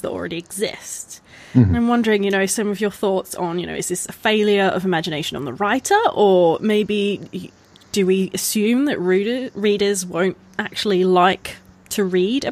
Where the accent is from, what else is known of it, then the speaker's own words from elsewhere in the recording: Australia; I'm Australian